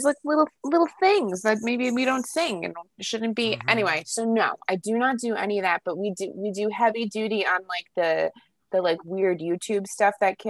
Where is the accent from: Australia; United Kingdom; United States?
United States; New Jersey; accent: Jersey; I probably said it like Dax because I'm like {S1} It's {S0} my Jersey accent.